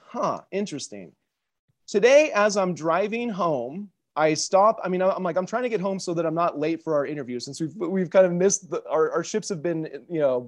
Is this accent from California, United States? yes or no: no; Spokane, Washington, United States; I was born in 1978 in Spokane.